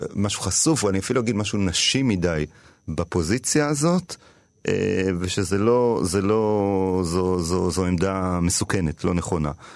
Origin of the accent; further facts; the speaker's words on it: Tel Aviv, Tel Aviv District, Israel; גדלתי כזה בתיכון של ילדים עשירים. אני באתי ממשפחה מעמד בינוני, רוב הילדים היו יותר עשירים ממני בעירוני ד' בתל אביב